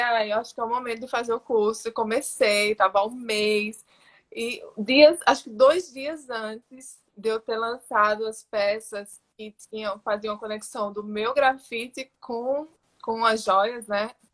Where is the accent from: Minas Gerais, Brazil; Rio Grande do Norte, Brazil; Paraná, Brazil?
Rio Grande do Norte, Brazil; Natal; moved away as an adult; now in São Paulo, Brazil; eu sou potiguar, esqueci de falar no começo, né? Eu sou, nasci no Rio Grande do Norte, em Natal, e moro aqui em São Paulo há 14 anos